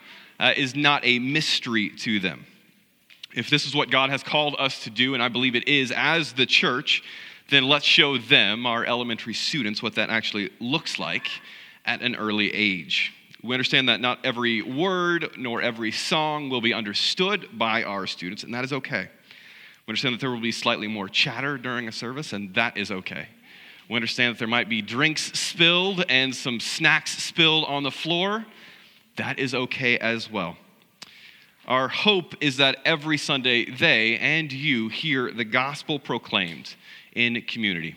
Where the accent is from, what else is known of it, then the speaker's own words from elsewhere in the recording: South Central Missouri, United States; I grew up in South Central Missouri in a small rural country church